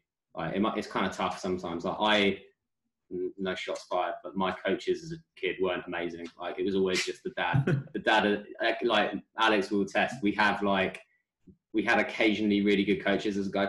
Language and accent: English; United Kingdom